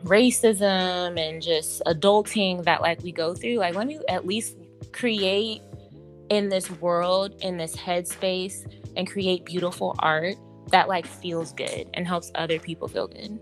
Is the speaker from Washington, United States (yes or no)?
yes; Seattle, Washington, United States; growing up in Seattle